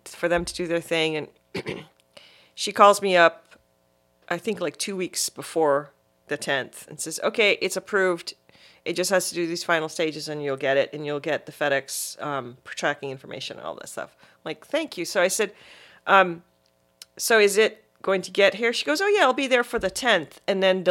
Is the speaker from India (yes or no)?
no; Barbados; also born or lived in Guyana; now in United States; Well, was born in Guyana, but grew up in Barbados.